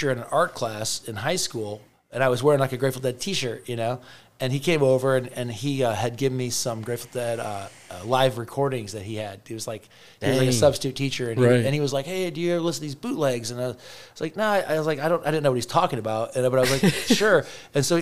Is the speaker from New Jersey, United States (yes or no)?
no; Northwest Indiana, United States; moved away; I grew up in Northwest Indiana